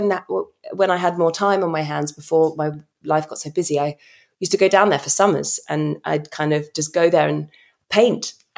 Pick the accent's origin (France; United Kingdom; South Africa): United Kingdom; I think as a Brit traveling through America